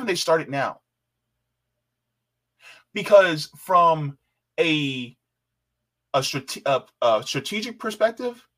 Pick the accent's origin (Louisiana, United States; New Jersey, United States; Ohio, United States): New Jersey, United States; accent: Jersey; I got to use my Jersey accent